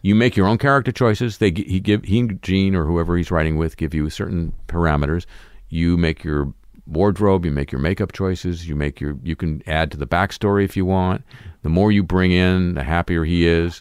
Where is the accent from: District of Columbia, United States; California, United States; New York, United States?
California, United States; Southern; growing up in Southern California